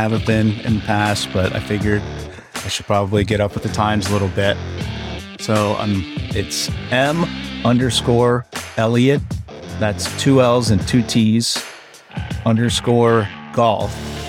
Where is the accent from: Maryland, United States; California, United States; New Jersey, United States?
Maryland, United States; Growing up on the Eastern Shore of Maryland, there's nothing better than a hot bushel of crabs.